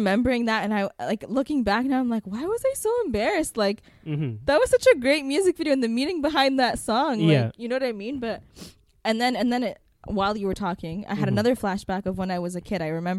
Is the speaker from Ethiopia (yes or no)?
yes; Ethiopia; I never told anyone when I was in elementary school that I was from Ethiopia, because I was like ashamed that it was known as the poorest country in the world.